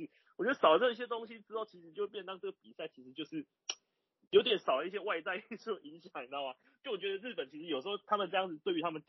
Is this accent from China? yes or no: no; Taiwan; 就是我们台湾人嘛，